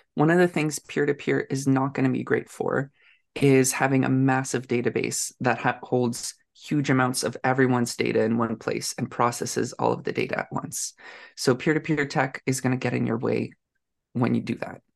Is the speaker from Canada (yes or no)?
yes; Canada; I'm a Canadian tech person living in Ottawa